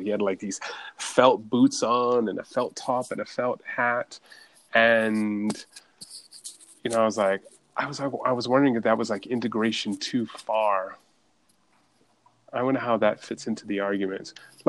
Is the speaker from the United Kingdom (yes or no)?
yes; Scotland, United Kingdom; I was born in Scotland